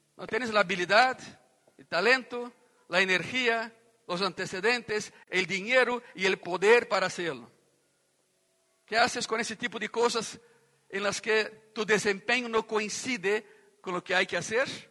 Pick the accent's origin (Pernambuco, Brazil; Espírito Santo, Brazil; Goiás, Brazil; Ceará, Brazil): Goiás, Brazil; Goiânia; Eu cresci em uma cidade em Brasil, que é a capital de um estado ganadero